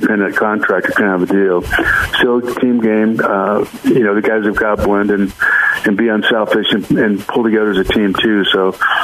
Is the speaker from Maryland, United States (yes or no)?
no; San Diego, California, United States; I grew up on football in San Diego, Aztec football, San Diego State, the Chargers.